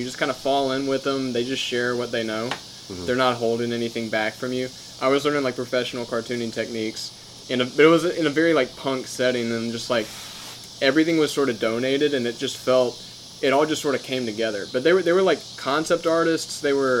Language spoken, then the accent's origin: English; Jackson, Mississippi, United States; I'm from Jackson, Mississippi. I guess I went to MSU, just sort of because it's the obvious choice being from Mississippi.